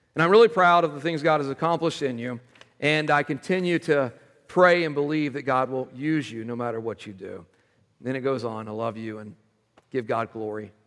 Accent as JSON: {"language": "English", "region": "Texas", "country": "United States", "tie": "born or raised there", "moved": "yes", "said": "I was raised in Texas."}